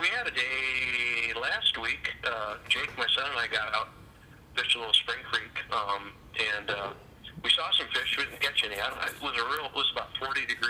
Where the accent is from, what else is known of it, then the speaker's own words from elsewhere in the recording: St. Louis, Missouri, United States; now in Minnesota, United States; where I grew up in St. Louis